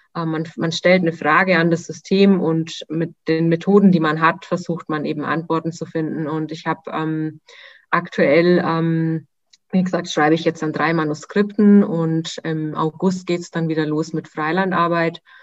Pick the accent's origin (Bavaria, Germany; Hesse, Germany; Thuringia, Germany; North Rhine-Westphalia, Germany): Bavaria, Germany; Nuremberg; moved away as an adult; Ich vermisse meine Heimat sehr